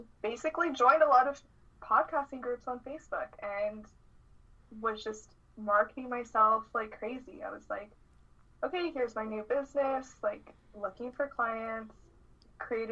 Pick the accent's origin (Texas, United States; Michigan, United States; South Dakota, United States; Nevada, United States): Nevada, United States; Las Vegas; moved away as an adult; also born or lived in Seattle; I'm from Las Vegas. Moved to Seattle.